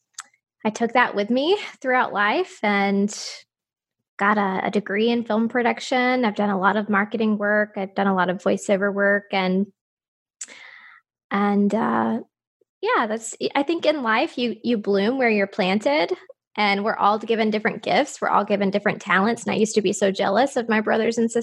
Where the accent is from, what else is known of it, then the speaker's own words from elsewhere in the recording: Moulton, Alabama, United States; moved away; also born or lived in Huntsville, Alabama; my husband, who is also from my hometown, Moulton, he and I were living in Huntsville, Alabama